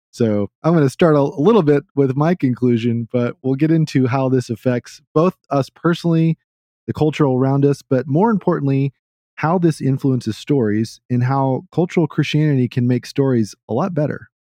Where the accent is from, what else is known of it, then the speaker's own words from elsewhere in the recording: the South, United States; I grew up in the South